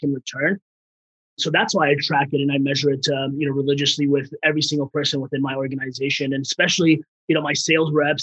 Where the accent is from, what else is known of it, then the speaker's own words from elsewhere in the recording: Bay Area, California, United States; English is a second language; also born or lived in Afghanistan; I came in here when I was 4 years old from Afghanistan to the Bay Area, didn't speak a lick of English